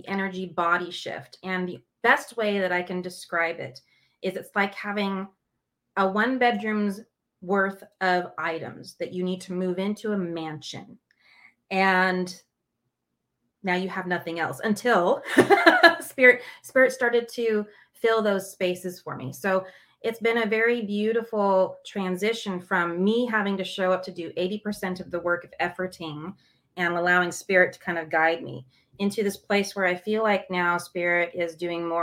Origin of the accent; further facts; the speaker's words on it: Los Angeles, California, United States; I'm from Los Angeles, and so I naturally have a canter, talk really fast